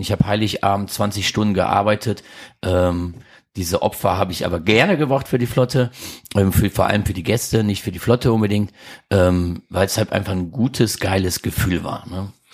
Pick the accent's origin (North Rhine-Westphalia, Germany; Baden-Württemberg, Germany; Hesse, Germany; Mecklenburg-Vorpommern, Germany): North Rhine-Westphalia, Germany; Krefeld; also born or lived in St. Tönis; Ich bin groß geworden in Krefeld